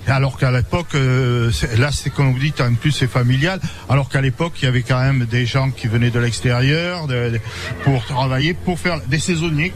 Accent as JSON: {"language": "French", "area": "Pégomas/Capitou", "region": "Provence-Alpes-Côte d'Azur", "country": "France", "said": "je suis de Capitou."}